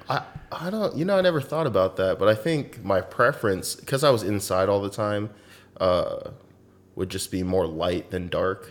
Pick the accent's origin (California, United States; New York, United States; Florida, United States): California, United States; Southern; moved away as an adult; also born or lived in Alaska; I'm from Southern California, pretty much born and raised there